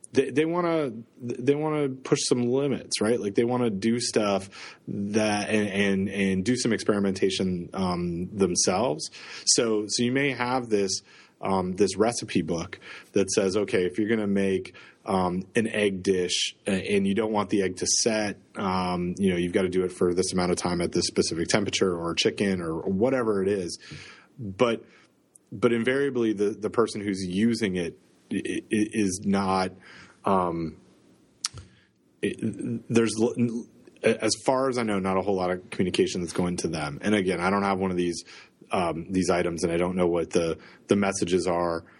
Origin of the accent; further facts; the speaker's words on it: Toronto, Ontario, Canada; now in Southern United States; I'm from the central part of Canada, the center of Canada in Toronto.